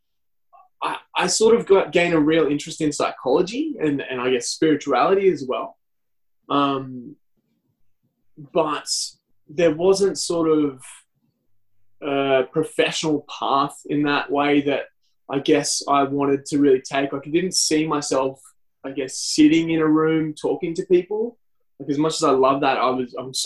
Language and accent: English; Lismore, New South Wales, Australia; also born or lived in Nimbin / Byron Bay; now in Newcastle, Australia; I grew up in Lismore and I did all my study there